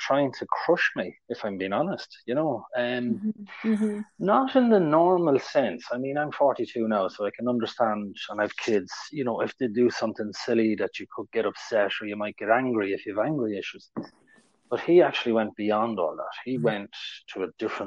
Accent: Ireland; I'm from Ireland.

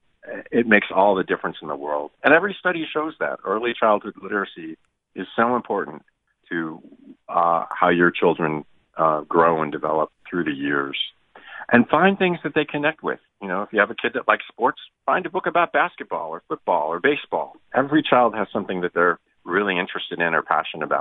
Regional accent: Ann Arbor, Michigan, United States; I grew up in the Midwest, in Ann Arbor

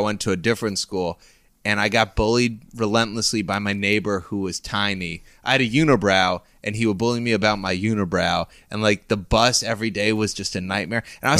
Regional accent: Washington, District of Columbia, United States; also born or lived in Great Neck, Long Island, New York; So I'm from Washington, D.C. I lived in Long Island, Great Neck, Long Island, until I was 8. And then at 8, I moved to D.C., and I lived there till I was 18.

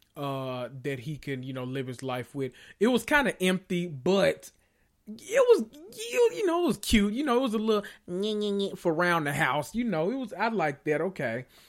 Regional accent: the South, United States; I'm from the South

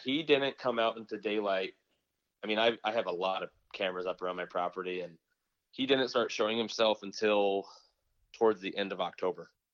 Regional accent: Nebraska, United States; now in Michigan, United States

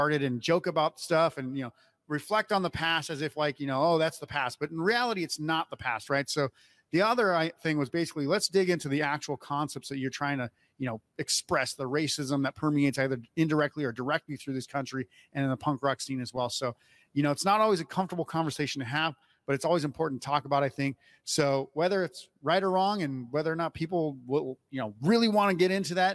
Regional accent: Midwest, United States; growing up in the Midwest

